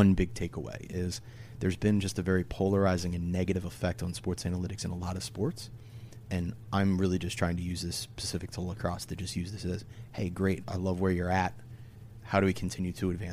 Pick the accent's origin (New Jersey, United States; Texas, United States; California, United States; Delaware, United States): Delaware, United States; I'm from Delaware.